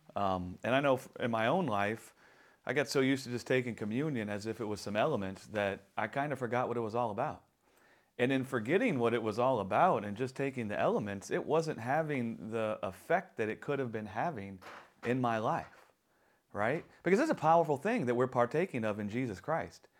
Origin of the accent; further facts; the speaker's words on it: New Orleans, Louisiana, United States; I'm from New Orleans